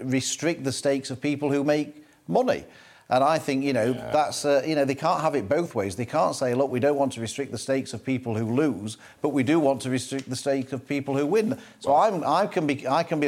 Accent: Doncaster, Yorkshire and the Humber, United Kingdom; my mum was a bookmaker when I was growing up in Doncaster

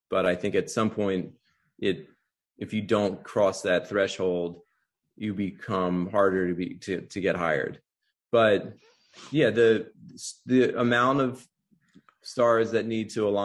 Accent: Wilmington, Delaware, United States; moved away as an adult; also born or lived in Baltimore; I grew up in Wilmington, Delaware, um, so not too far from Baltimore. But then I had a lot of family that also lived in Baltimore

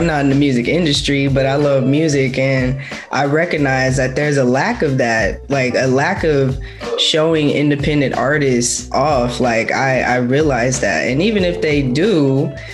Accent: Oakland, California, United States; I'm from Oakland, California

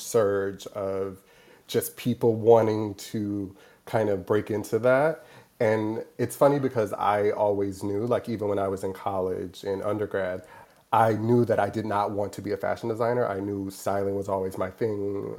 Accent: Milwaukee, Wisconsin, United States; moved away as an adult; also born or lived in Madison, Wisconsin; now in New York, United States; originally I'm from Milwaukee, Wisconsin, born and raised.

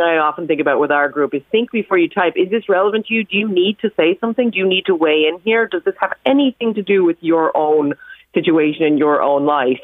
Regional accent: New York, United States; growing up in New York

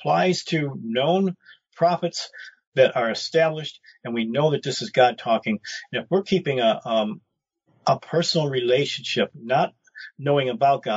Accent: Detroit, Michigan, United States; moved away; also born or lived in Roswell; I come from Brightmoor section of Detroit

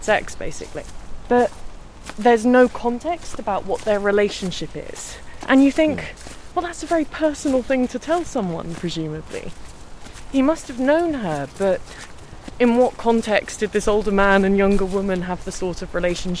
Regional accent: London, United Kingdom; I grew up in London, but my mum's from Kent

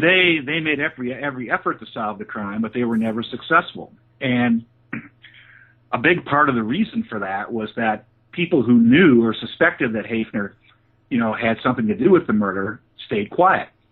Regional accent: Holland, Michigan, United States; moved away as an adult; also born or lived in Pennsylvania; I grew up in Holland, Michigan

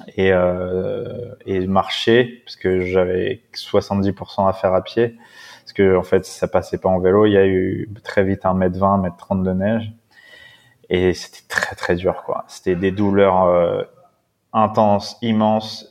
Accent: La Courneuve, Île-de-France, France; also born or lived in Paris / Brittany; j'ai été élevé dans le 93

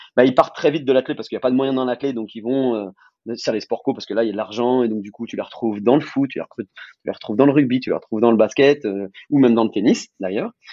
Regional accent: France; en tant que Français

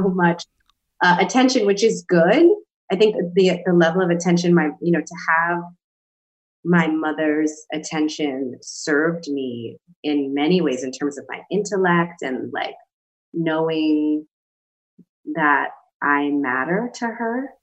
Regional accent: New York City, New York, United States; born or raised there

